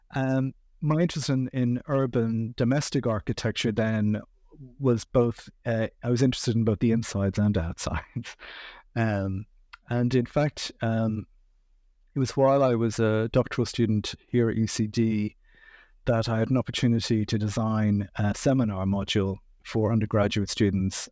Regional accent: Dublin, Leinster, Ireland; I grew up in Dublin. I've lived here most of my life

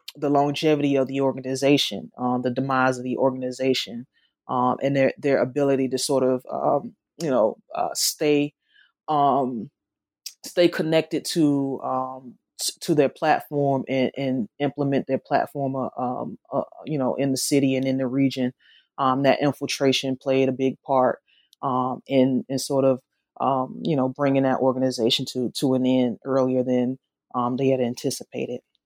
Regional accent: the South, United States; accent: Southern; my accent, though it's, it's Southern, it's not Memphis Southern.

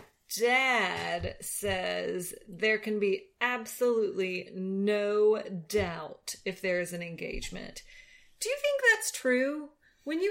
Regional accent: Louisiana, United States; moved away as an adult; also born or lived in South Carolina; when I moved from Louisiana to South Carolina to go to college.

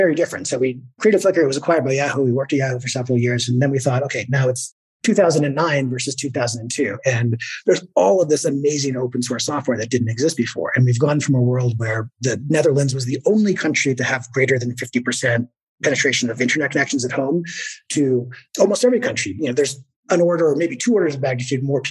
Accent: Victoria, British Columbia, Canada; I was living in my hometown, Victoria, British Columbia.

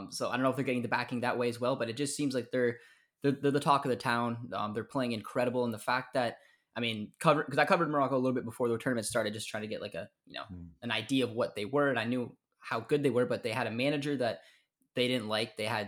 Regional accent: Canada; we're Canadian.

